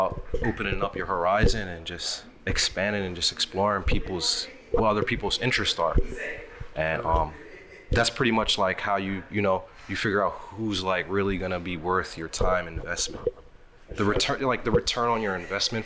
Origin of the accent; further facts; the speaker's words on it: Philadelphia, Pennsylvania, United States; moved away as an adult; now in Oakland, United States; I'm originally from Philadelphia, moved to Oakland about 3 years ago